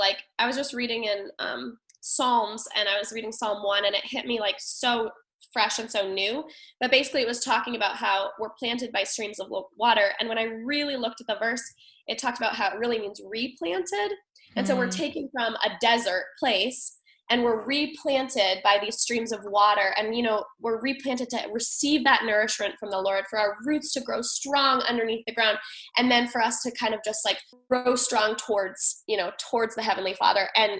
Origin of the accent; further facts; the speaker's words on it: Thailand; now in United States; but I grew up in Thailand and we were constantly moving. And I realized, like, through all the moves, I experienced a lot of loss. Mm-hmm. And so my final move to New Hampshire